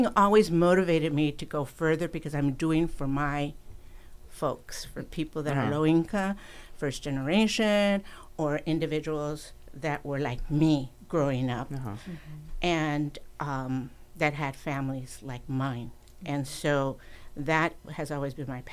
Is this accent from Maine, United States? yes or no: no; Chicago, Illinois, United States; moved away as an adult; now in Los Angeles, United States; I grew up in Chicago, Illinois